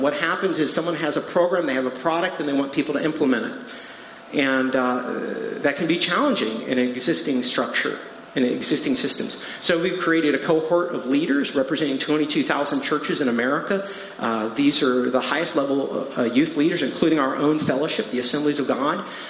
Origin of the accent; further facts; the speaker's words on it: Chicago, Illinois, United States; moved away as an adult; also born or lived in Colorado / Batavia, Illinois; we are originally from the Chicagoland area